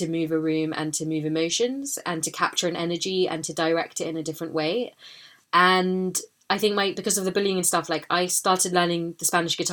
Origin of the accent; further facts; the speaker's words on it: London, United Kingdom; I was born in London, I grew up here